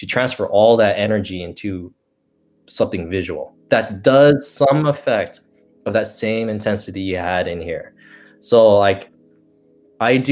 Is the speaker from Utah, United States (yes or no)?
no; Bay Area, California, United States; that's my hometown in the Bay Area